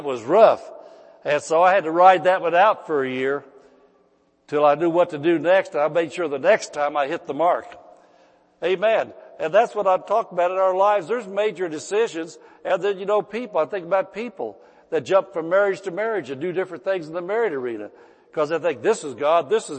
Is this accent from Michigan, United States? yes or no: no; Indiana, United States; moved away as an adult; now in California, United States; when Mrs. Pastor and I moved from Indiana to California